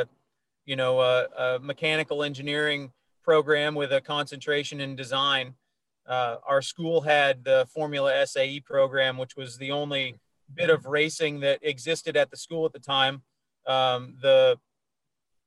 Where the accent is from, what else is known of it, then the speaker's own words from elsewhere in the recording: Vermont, United States; moved away; I'm from Vermont.